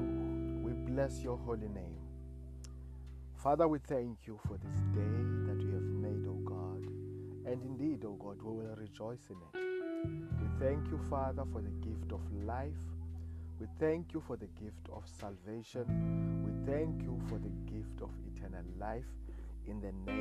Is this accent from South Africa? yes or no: yes; South Africa; I come from South Africa